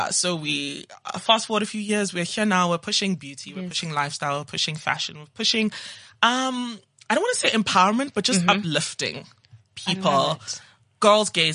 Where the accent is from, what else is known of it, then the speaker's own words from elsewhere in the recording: Johannesburg, Gauteng, South Africa; also born or lived in Zimbabwe / Cape Town / Nigeria; now in Johannesburg, South Africa; I am Nigerian by heritage. I was born in Zim and I grew up in Johannesburg, went to school in Cape Town, and now I'm back in the mother city.